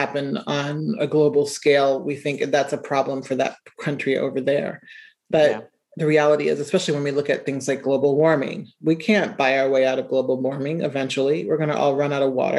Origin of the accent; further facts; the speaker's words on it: Omaha, Nebraska, United States; I was writing stories about being from Nebraska. And, you know, I grew up in Omaha.